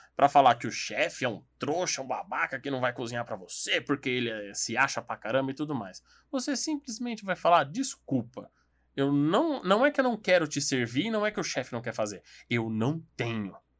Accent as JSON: {"language": "Portuguese", "region": "São Paulo", "country": "Brazil"}